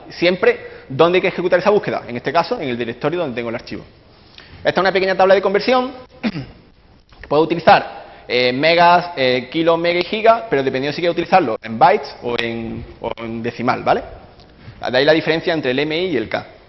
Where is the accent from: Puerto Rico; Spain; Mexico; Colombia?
Spain; Córdoba, Andalusia; now in London, United Kingdom; vengo de Córdoba, eh, actualmente resido en Londres